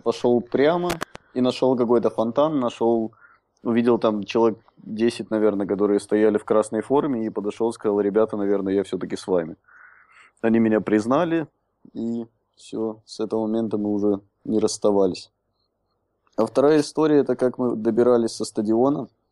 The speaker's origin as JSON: {"language": "Russian", "region": "Minsk", "country": "Belarus", "tie": "born or raised there", "also_born_or_lived": "Soligorsk", "moved": "yes", "lives_now": "Prague, Czech Republic", "said": "я родился в Солигорске, но угу. все детство провел в Минске"}